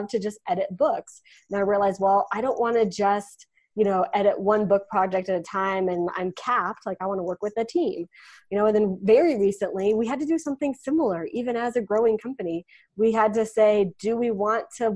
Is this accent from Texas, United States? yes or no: yes; West Texas, United States; I'm from West Texas, small town West Texas. So if you've ever seen Friday Night Lights, like the TV show, that's my town. dust and cattle and oil rigs and yeah, that's what I remember from my hometown